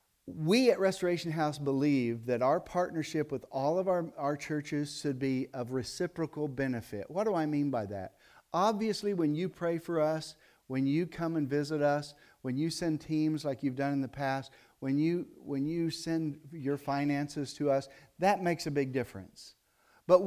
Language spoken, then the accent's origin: English; Tennessee, United States; moved away as an adult; when we came from Dyer County, Tennessee, which is where I was, which is why my speech is corrupted, okay, if you've picked up on that, when we came from Dyer County, Tennessee, we were in a county of about 35,000 people with 150 churches.